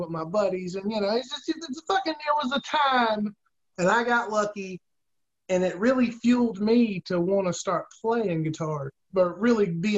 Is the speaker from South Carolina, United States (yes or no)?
yes; South Carolina, United States; I'm from South Carolina